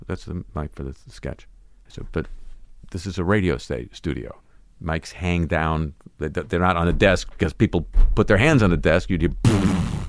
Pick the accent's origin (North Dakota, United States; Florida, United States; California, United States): California, United States; Southern; growing up in Southern California